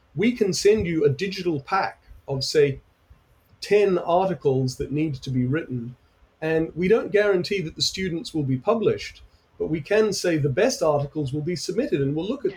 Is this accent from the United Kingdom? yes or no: yes; United Kingdom; I'm from Britain